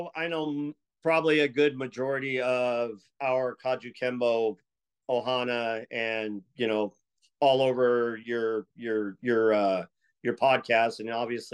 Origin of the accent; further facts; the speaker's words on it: Escondido, California, United States; I was from the Orange Glen side of town, crosstown from you guys